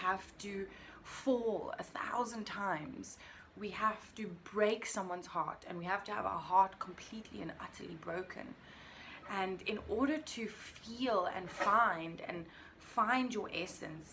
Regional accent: Cape Town, Western Cape, South Africa; I am from Cape Town, South Africa, the most beautiful country in the world. And I'm absolutely, unbelievably blessed to be able to call this my home

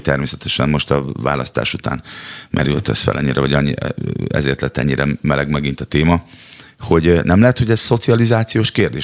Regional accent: Szeged, Csongrád-Csanád, Hungary; moved away as an adult; now in Budapest, Hungary; Szegedi lakótelepről születtem, oda, ott nőttem föl, ott szocializálódtam harmincegy néhány éves koromban, költöztem Budapestre.

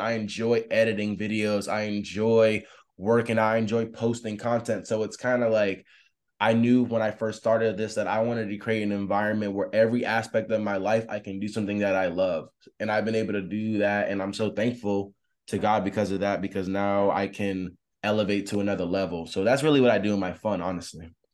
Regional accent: Tampa, Florida, United States; I'm from Tampa, Florida

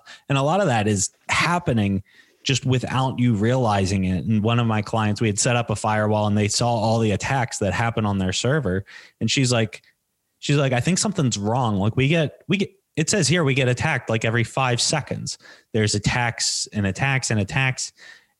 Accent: United States

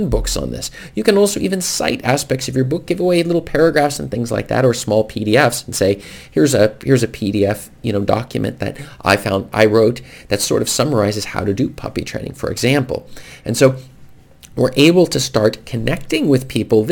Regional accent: United States; now in Norway; where I grew up in America

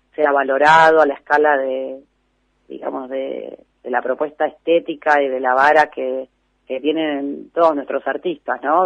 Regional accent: Lomas del Mirador, Buenos Aires Province, Argentina; also born or lived in Flores, Buenos Aires; somos de Lomas del Mirador, un poco de Flores y un poco de Lomas del Mirador.

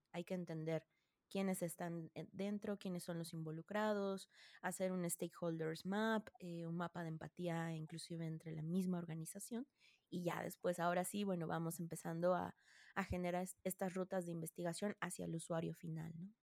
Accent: Mexico; yo soy eh, mexicana y soy psicóloga de profesión

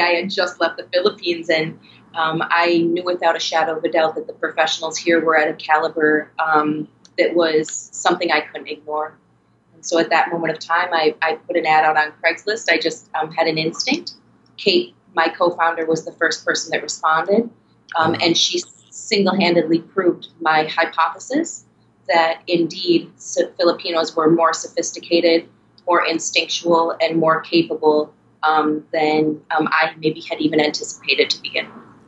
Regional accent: Minnesota, United States; moved away as an adult; also born or lived in New York; I was born and raised in Minnesota

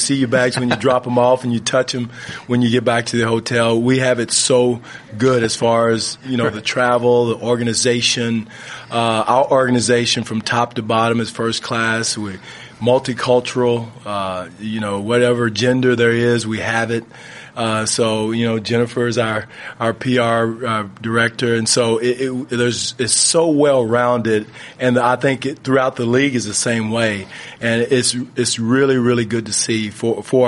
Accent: United States; moved away as an adult; now in Canada; I'm not Canadian. I'm American

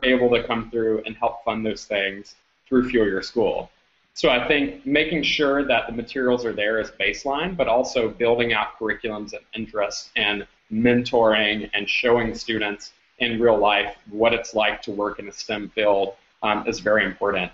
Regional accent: Louisiana, United States; I grew up originally in Louisiana

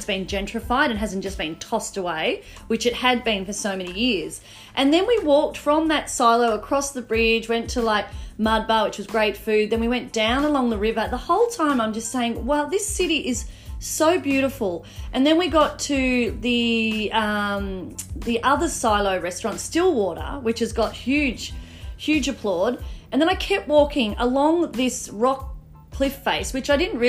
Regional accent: Mornington Peninsula, Victoria, Australia; I grew up on the Mornington Peninsula, so I'm used to crap weather

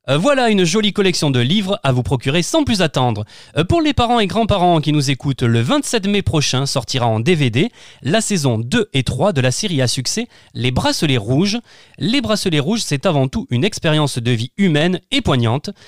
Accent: Camargue, Provence-Alpes-Côte d'Azur, France; je suis natif de la Camargue

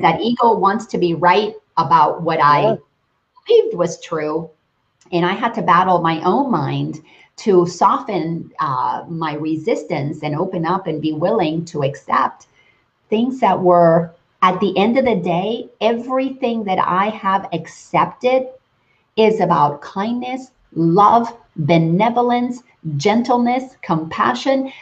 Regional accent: Dominican Republic; moved away; growing up in the Dominican

